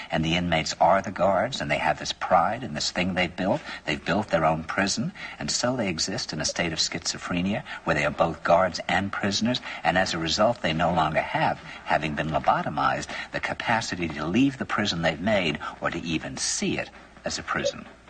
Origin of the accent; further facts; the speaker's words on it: New York, United States; New York